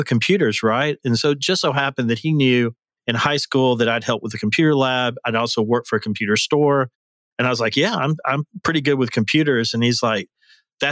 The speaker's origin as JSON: {"language": "English", "town": "Birmingham", "region": "Alabama", "country": "United States", "also_born_or_lived": "Auburn, Alabama", "moved": "as an adult", "lives_now": "Nashville, United States", "said": "I'm from Birmingham, Alabama originally, although I've been in Nashville now for about 31 years"}